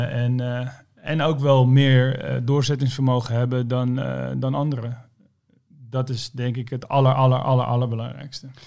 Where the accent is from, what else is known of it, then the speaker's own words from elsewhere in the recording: Almere, Flevoland, Netherlands; Ik ben opgegroeid in Almere